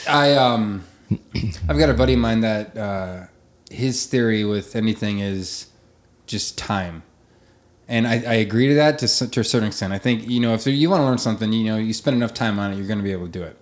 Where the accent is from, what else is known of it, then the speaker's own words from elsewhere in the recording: Arthur, Nebraska, United States; moved away as an adult; also born or lived in Sutherland, Nebraska / Paxton, Nebraska / Omaha, Nebraska; I grew up in Western Nebraska. Um, uh, Sutherland, Paxton, Arthur were the three towns I lived